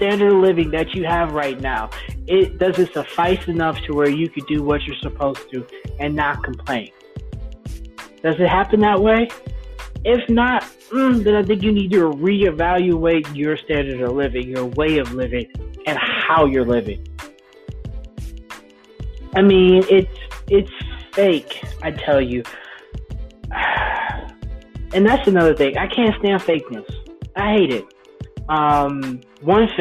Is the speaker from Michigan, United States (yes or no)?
yes; Detroit, Michigan, United States; I'm from Detroit, where they ain't got no L's, but they still got car